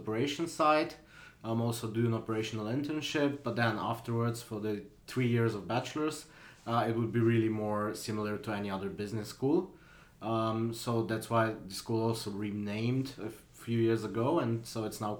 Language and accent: English; Slovenia; moved away as an adult; also born or lived in Switzerland; now in Paris, France; I'm originally from Slovenia, and I moved to Switzerland when I was 18